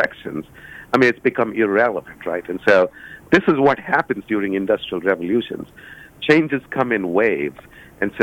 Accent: Cincinnati, Ohio, United States; I was doing a book launch in my hometown in Cincinnati

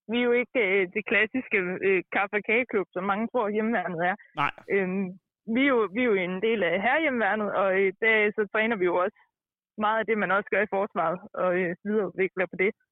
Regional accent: Slagelse, Zealand, Denmark; now in Næstved, Denmark; Jeg kommer fra Slagelsvæg

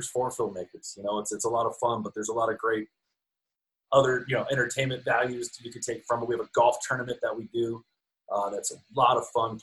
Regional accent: Snyder, Texas, United States; moved away; I'm from Snyder, Texas, home of the White Buffalo, as it were. So I got really lucky, man. When I was 16 years old, that summer going into my junior year, sophomore year, I can't remember, but there was a movie that shot in my hometown of Snyder, Texas

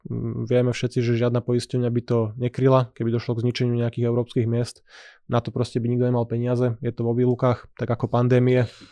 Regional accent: Slovakia

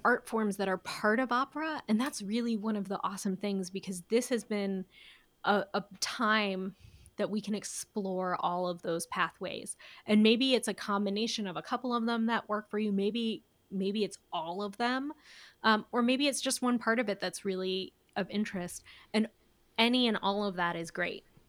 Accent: Elkhorn, Nebraska, United States; moved away as an adult; now in Omaha, United States; I grew up in Elkhorn

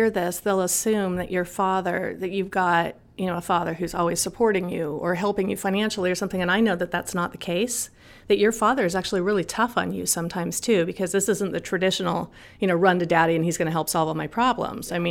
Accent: Los Angeles, California, United States; I was born and raised in Los Angeles.

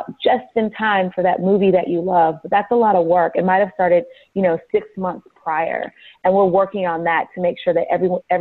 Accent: Richmond, California, United States; also born or lived in Los Angeles, California; I'm originally from Richmond, California. So that is a city just north of San Francisco, actually northeast of San Francisco. So I'm from the Bay Area

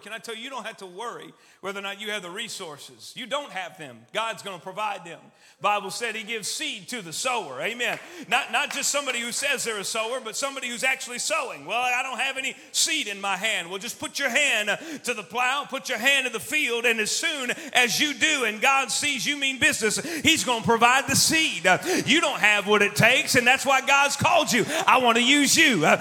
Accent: Austin, Texas, United States; also born or lived in Albany, New York; I'm from Texas, as you can probably tell. Was born up north in New York, actually in Albany, New York, but six months old or so, and I was uh, moved to Austin, Texas, and was raised there

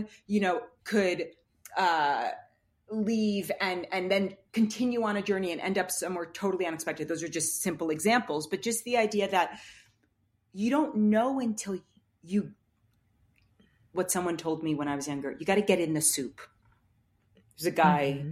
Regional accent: New York, United States; the kind of world that I was raised in Manhattan

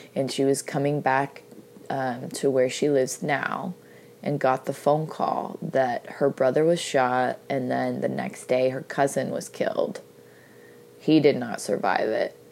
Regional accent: United States; I'm from the United States of America

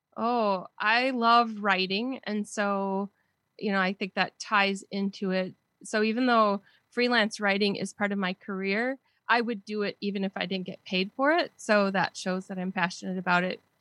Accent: southern Wisconsin, United States; accent: Wisconsin; I've been in Wisconsin my whole life

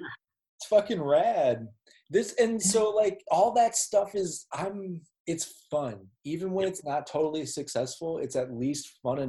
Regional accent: Minneapolis, Minnesota, United States; I'm a Minneapolis dude

